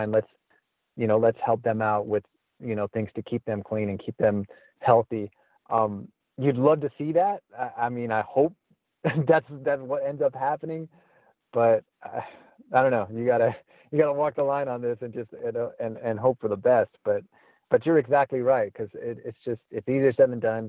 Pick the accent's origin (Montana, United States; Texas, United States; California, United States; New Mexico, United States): California, United States; Azusa; I grew up in Azusa and went to Azusa High School